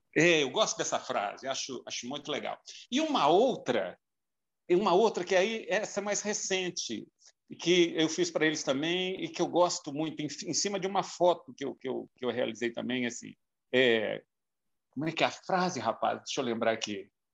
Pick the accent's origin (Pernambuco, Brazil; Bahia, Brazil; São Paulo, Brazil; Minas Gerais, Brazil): Minas Gerais, Brazil; João Monlevade; moved away as an adult; Eu nasci em João Monlevade